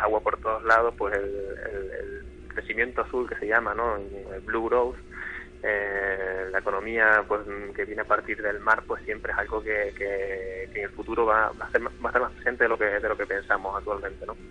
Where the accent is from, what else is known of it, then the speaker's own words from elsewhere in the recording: Tenerife, Canary Islands, Spain; moved away as an adult; now in Gran Canaria, Spain; soy de Tenerife